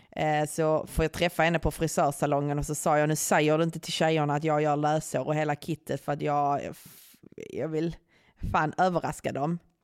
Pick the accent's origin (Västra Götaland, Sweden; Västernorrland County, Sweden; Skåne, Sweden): Skåne, Sweden; jag är från Skåne